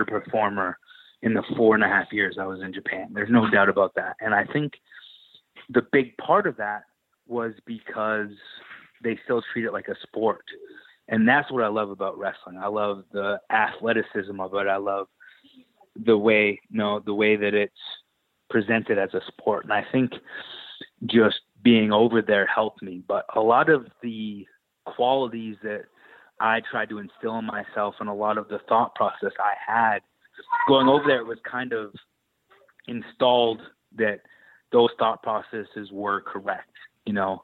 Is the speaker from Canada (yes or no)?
yes; Canada; growing up in Canada, we only got WWF